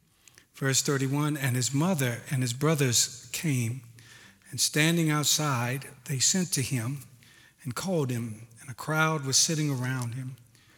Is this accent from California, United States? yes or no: yes; Oakland, California, United States; now in Pacific Northwest, United States; For me, I am a transplant from East Oakland. My wife and I came here some 17 years ago.